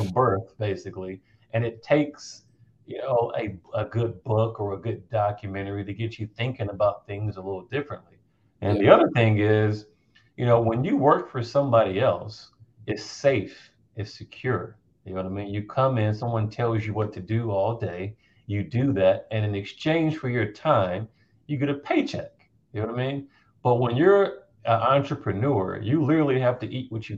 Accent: North Carolina, United States; I grew up in North Carolina.

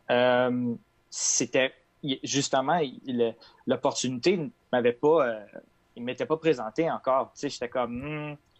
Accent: Quebec, Canada; je suis québécois, mais ce côté-là vient de ma mère.

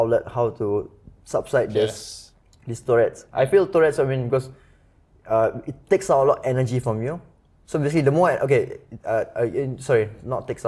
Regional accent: Singapore; also born or lived in United States; being Singaporean, living in Singapore, we are kind of pampered, no? We grow up with maids.

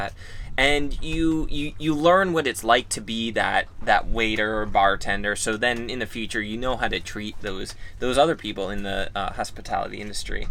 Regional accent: Long Island, New York, United States; I grew up in Long Island

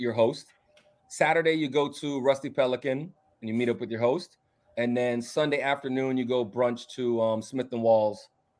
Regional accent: Bahamas; moved away; also born or lived in Palm Beach, United States; You know, I was from Bahamas, moved to Palm Beach. I like sun, and that's my thing, you know.

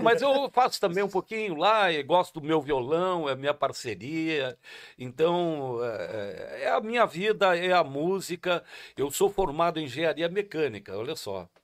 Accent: Taquara, Rio Grande do Sul, Brazil; also born or lived in Rio Pardo; eu sou nascido em Taquara e tenho o maior carinho por Rio Pardo também, por ser registrado lá nessa terra tão querida

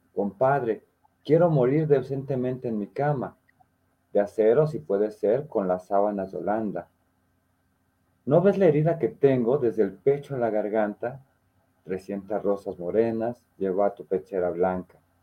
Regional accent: Mexico; como mexicanos nos reímos un poquito de la muerte

